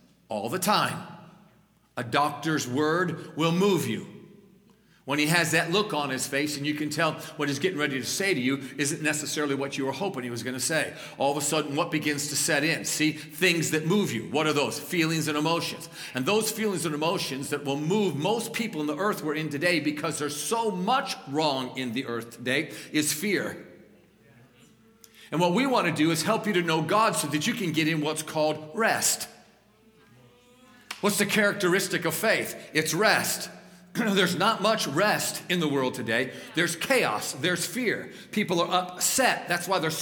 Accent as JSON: {"language": "English", "town": "Niagara Falls", "region": "New York", "country": "United States", "tie": "born or raised there", "also_born_or_lived": "Colorado", "moved": "yes", "said": "I'm a New Yorker. I grew up in Western New York, Niagara Falls, north of Niagara Falls"}